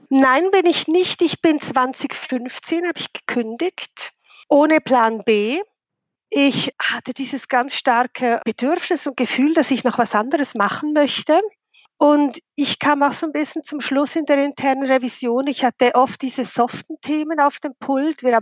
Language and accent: German; Bern, Switzerland; now in Zürich, Switzerland; Also, ich bin Schweizerin, wie man das gut hört ursprünglich von Bern, der Hauptstadt, bin dann wegen dem Job nach Zürich gegangen.